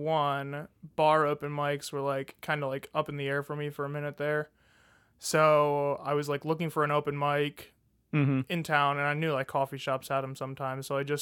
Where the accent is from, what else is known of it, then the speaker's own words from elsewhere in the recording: Farmington Hills, Michigan, United States; moved away as an adult; now in Huntsville, United States; I'm from Farmington Hills, Michigan. It's like 20 minutes outside Detroit.